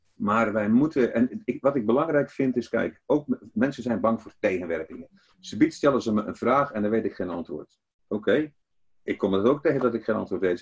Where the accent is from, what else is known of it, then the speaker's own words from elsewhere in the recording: Zeeland, Netherlands; also born or lived in Antwerp, Belgium; ik kom ook uit Zeeland, dus de Bijlen, halve Vlaming